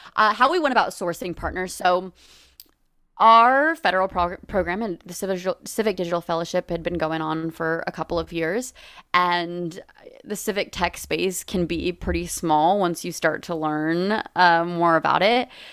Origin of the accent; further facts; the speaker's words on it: Los Angeles, California, United States; moved away as an adult; I'm from Los Angeles. I came back home